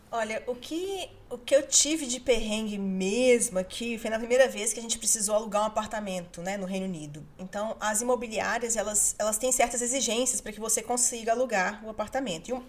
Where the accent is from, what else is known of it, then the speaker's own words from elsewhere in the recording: Brazil; now in United Kingdom; nós, como brasileiros